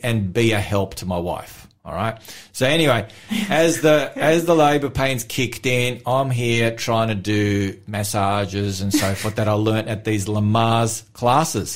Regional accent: Melbourne, Victoria, Australia; moved away; I'm from Melbourne originally

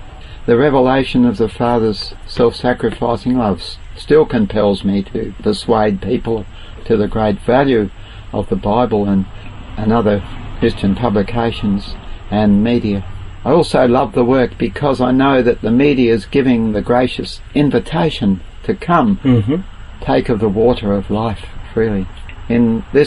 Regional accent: Murray Bridge, South Australia, Australia; moved away as an adult; now in Northern Territory, Australia; Murray Bridge was my birthplace, and I started in a caravan on the Murray River, and I'm still in the caravan up here in Northern Territory

